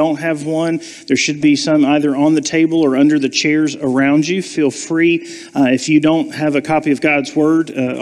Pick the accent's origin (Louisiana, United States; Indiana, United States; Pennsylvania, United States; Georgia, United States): Georgia, United States; Savannah; moved away; I was born and raised in Savannah